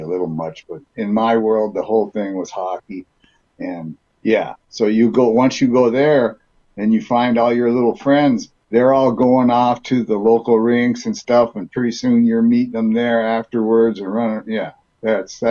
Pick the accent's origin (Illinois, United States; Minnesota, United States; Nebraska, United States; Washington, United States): Minnesota, United States; Duluth; also born or lived in California; I was born out in California. We moved to Minnesota when I was three, and Duluth, Minnesota